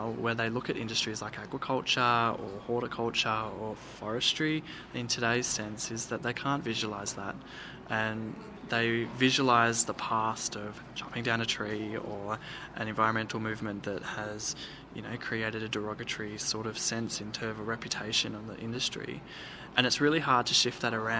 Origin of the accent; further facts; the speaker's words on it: Huon Valley, Tasmania, Australia; Growing up in regional rural Tas, I grew up in the Huon Valley at a public school